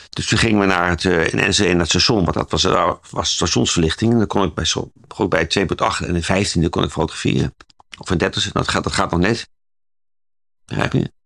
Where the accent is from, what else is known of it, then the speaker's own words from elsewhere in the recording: Zwolle, Overijssel, Netherlands; omdat ik zelf uit Zwolle kom